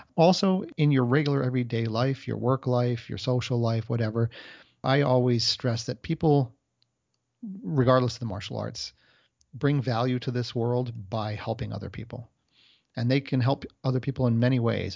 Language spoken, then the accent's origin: English; United States; I was brought up here in America.